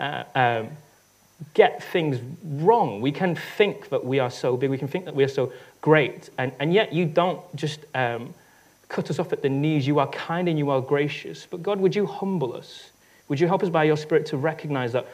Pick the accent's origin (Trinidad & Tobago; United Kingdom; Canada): United Kingdom; I'm British